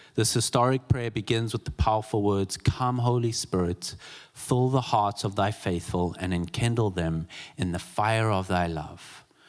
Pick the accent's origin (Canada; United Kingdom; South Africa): South Africa; moved away; I'm from South Africa. I attended a vineyard church and growing up in South Africa